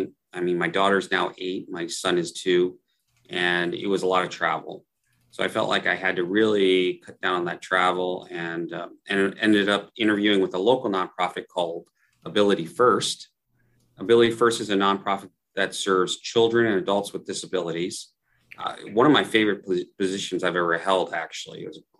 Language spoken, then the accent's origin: English; West Bloomfield, Michigan, United States; moved away as an adult; now in Tarzana, United States; I grew up outside Detroit, north suburb, West Bloomfield, lived there most of my life, and then went to Eastern Michigan.